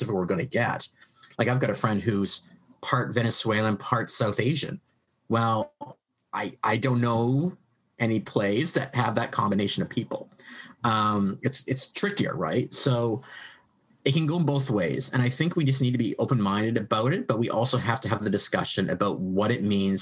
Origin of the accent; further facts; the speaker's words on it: Canada; I'm a Canadian writing American history